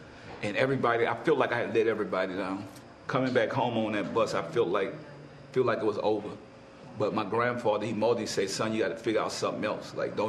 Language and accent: English; New Orleans, Louisiana, United States; moved away as an adult; also born or lived in California; I said, I'm from New Orleans.